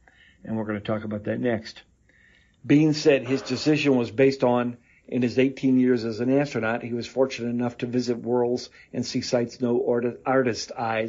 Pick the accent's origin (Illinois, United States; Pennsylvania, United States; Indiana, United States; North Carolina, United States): Indiana, United States; Fort Wayne; also born or lived in Gary, Indiana; I'm from near Fort Wayne, Indiana. I was born in Gary, Indiana.